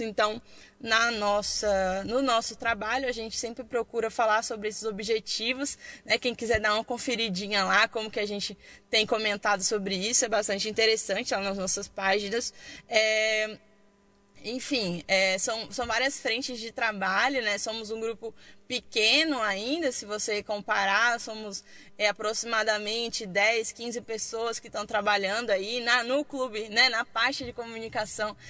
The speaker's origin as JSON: {"language": "Portuguese", "region": "Bahia", "country": "Brazil", "also_born_or_lived": "Estrutural, Distrito Federal", "moved": "yes", "lives_now": "Brasília, Brazil", "said": "sou baiana"}